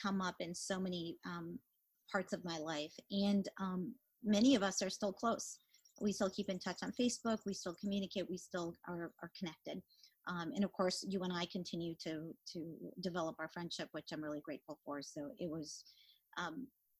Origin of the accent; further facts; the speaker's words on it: Mexico; also born or lived in Atlanta area, Georgia; now in Atlanta, United States; we didn't have access to a lot of books when I grew up in Mexico